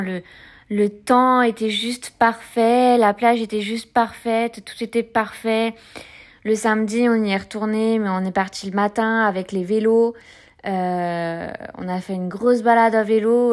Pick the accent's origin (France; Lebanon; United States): France; moved away; also born or lived in Provence-Alpes-Côte d'Azur; j'ai grandi près de la Manche où il y a des, des marées avec des coefficients importants